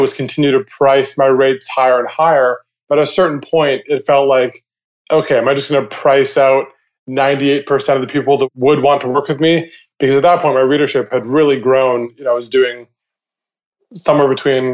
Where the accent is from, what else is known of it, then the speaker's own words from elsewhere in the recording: Vancouver, British Columbia, Canada; my hometown of Vancouver, Canada